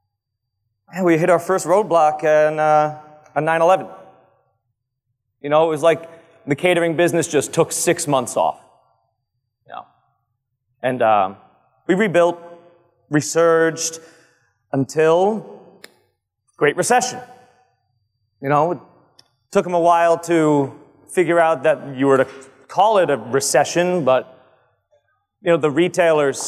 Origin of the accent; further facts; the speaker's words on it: Old Bridge, New Jersey, United States; now in Manalapan, United States; I'm in Manalapan, conveniently located to my hometown of Old Bridge